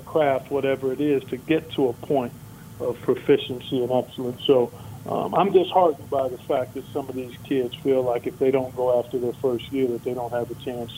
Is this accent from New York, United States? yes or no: no; Cleveland, Ohio, United States; I grew up in Cleveland, Ohio